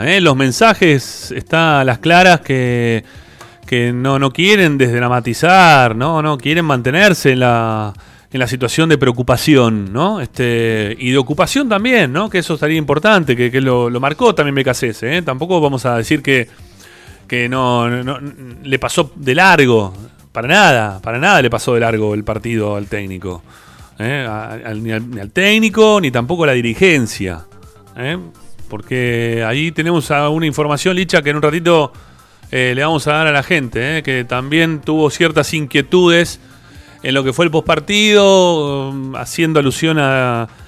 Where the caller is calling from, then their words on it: Buenos Aires, Argentina; soy … de Barracas, ¿cómo están?